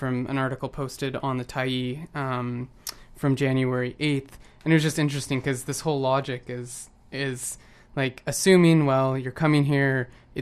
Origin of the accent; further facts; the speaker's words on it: just outside of Portland, Oregon, United States; now in Vancouver, Canada; I grew up just outside of Portland